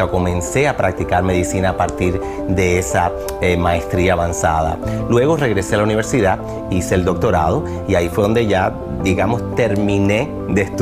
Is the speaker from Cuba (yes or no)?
yes; Cuba; moved away; Cuando llegué de Cuba, veía Despierta América. Nunca me imaginé estar en este show.